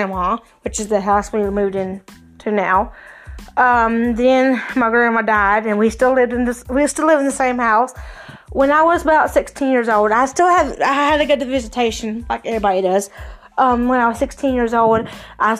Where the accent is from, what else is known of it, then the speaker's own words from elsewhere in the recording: Cowpens, South Carolina, United States; also born or lived in Spartanburg, South Carolina / Pacolet, South Carolina; originally came from Spartanburg to Cowpens and then to Packlet